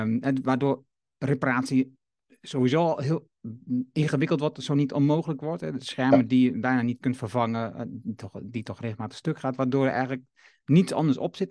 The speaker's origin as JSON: {"language": "Dutch", "country": "Netherlands", "said": "ons als Nederlander"}